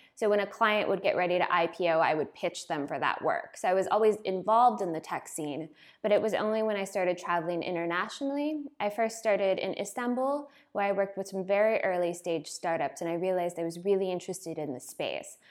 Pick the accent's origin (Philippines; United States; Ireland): United States; moved away as an adult; now in Berlin, Germany; I'm from America